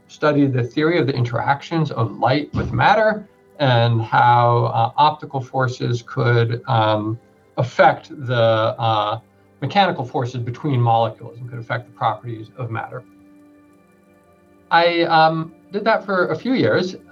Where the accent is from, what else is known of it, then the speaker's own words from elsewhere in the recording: New York City, New York, United States; I grew up in New York City